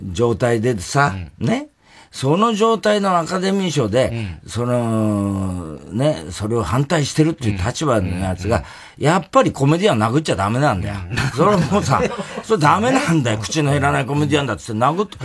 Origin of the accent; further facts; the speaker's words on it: Tokyo, Japan; 俺、江戸っ子だから